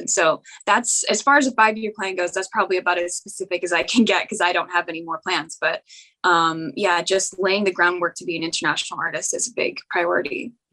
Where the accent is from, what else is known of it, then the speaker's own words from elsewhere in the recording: Canada; I'm from Canada